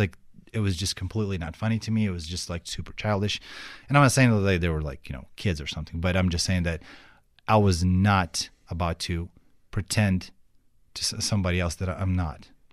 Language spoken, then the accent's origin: English; Kyiv, Ukraine; English is a second language; moved away as an adult; now in Fort Wayne, United States; I grew up in Kiev and Kiev is like full of traffic jams